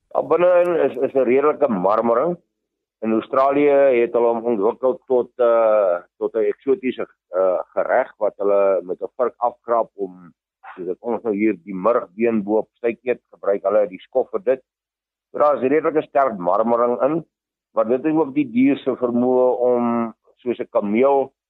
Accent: Vanshoek, North West, South Africa; Ek het groot geword op die Vanshoek waar my boerdery ook nog steeds is.

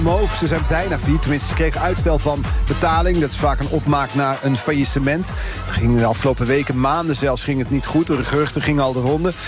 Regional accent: North Brabant, Netherlands; Ik kom uit Brabant

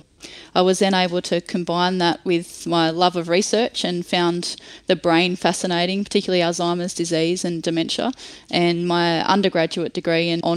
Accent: Nowra, New South Wales, Australia; I was born in Nowra, New South Wales, and spent a lot of time, as most country kids do, playing a lot of sport and enjoying the countryside.

